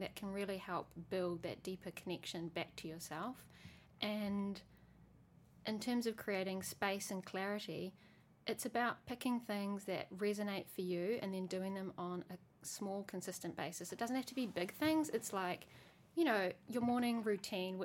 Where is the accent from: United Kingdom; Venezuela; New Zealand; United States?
New Zealand; I grew up in New Zealand